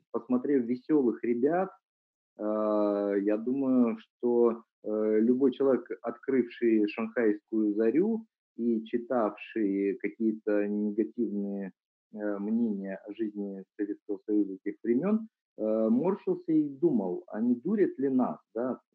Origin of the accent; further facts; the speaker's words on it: Vladivostok, Primorsky Krai, Russia; я сам родом из Владивостока, когда я был юный, еще учился в школе